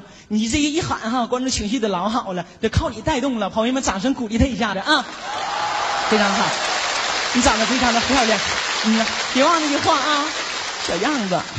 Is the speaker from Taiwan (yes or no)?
no; Northeast China, China; 我家是农村的，我第一次搁咱们东北那边长春看了一场